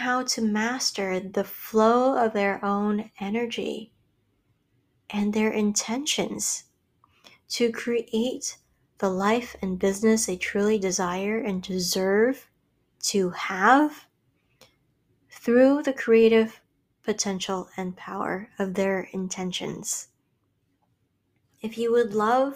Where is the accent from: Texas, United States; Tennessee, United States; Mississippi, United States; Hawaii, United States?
Hawaii, United States; I grew up in Hawaii around luxury vacation homes and loaded expats and tourists